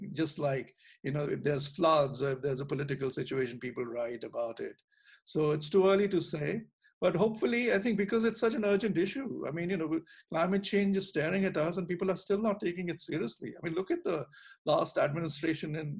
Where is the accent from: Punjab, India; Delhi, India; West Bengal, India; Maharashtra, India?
Delhi, India; when I was growing up in Delhi